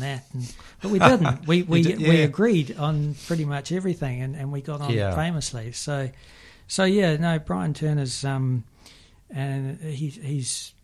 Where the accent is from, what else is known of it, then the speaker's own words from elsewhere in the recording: Manawatū-Whanganui, New Zealand; I'm from the Manawatu